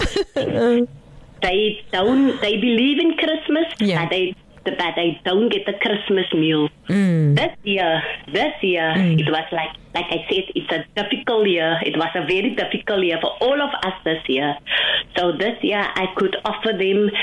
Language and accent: English; Cape Town, Western Cape, South Africa; growing up in Lotus River, I could see the hunger.